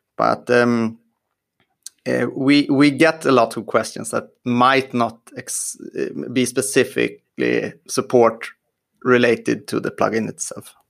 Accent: Sweden; I'm from Sweden

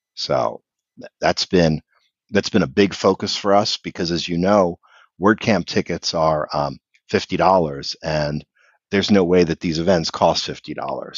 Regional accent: Philadelphia, Pennsylvania, United States; I'm from the Philadelphia area

